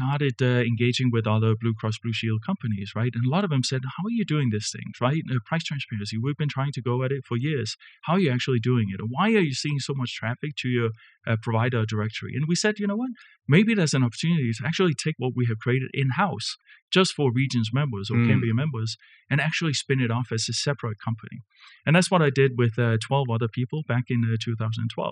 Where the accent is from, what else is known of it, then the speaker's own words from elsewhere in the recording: Denmark; moved away as an adult; also born or lived in Kansas City; now in United States; I wasn't born and raised in Kansas City, you know, from Denmark, right? And came over 25 years ago